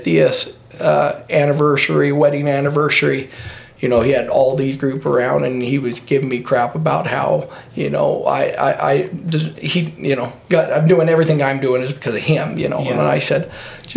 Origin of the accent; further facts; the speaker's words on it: Filer, Idaho, United States; I grew up in Filer, Idaho. Lived here my whole life.